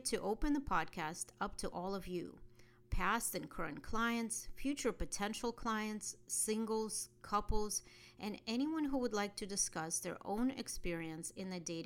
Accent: Russia; born or raised there; moved away

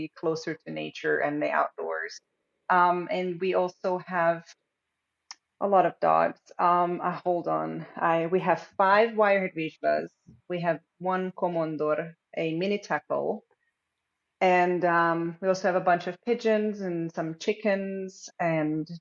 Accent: Hungary; now in North Carolina, United States; I'm originally from Hungary, and I've been in the States for way too long

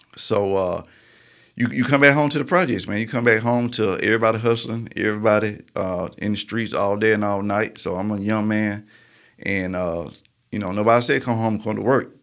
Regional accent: Marietta, Georgia, United States; also born or lived in Birmingham; I grew up in Marietta, Georgia

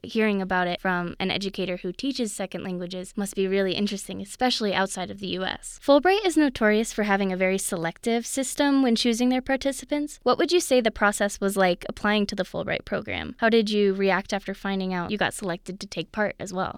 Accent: Missouri, United States; now in Colorado, United States; I grew up in Missouri

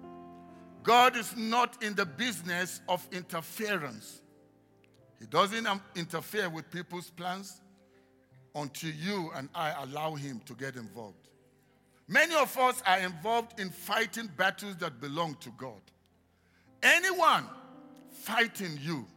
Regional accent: Nigeria; moved away; I come originally from Nigeria

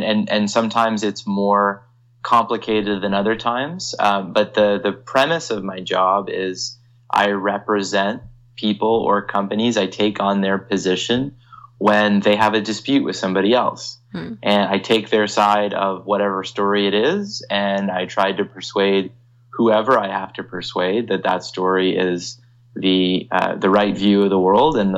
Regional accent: Toronto, Ontario, Canada; also born or lived in London, Ontario / Halifax, Nova Scotia; I'm from the Toronto area, and I always wanted to come back home to work and to practice law

